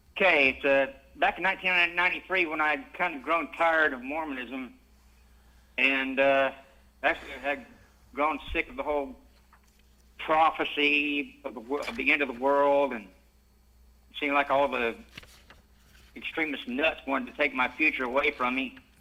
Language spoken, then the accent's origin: English; Lima, Peru; now in New York, United States; I'm from Lima, Peru